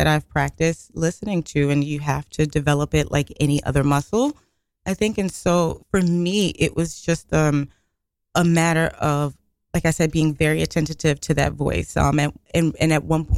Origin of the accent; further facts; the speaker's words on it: New York City, New York, United States; growing up in Brooklyn